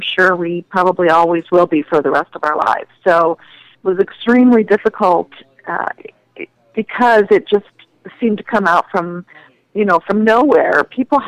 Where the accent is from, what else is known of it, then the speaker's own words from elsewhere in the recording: Phoenix, Arizona, United States; I was born and raised in Phoenix, Arizona.